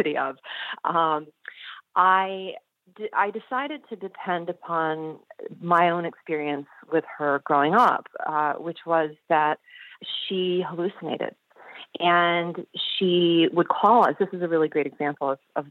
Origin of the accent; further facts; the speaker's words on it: Michigan, United States; I grew up in Michigan